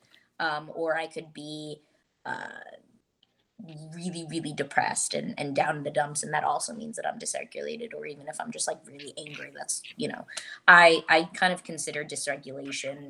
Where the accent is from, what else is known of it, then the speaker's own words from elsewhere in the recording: Montvale, New Jersey, United States; moved away as an adult; now in Los Angeles, United States; was originally born and raised in Montvale, New Jersey